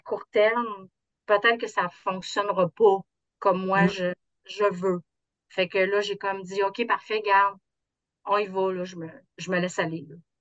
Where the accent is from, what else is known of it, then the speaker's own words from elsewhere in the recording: South Shore of Quebec City, Canada; Je viens de la rive sud de Québec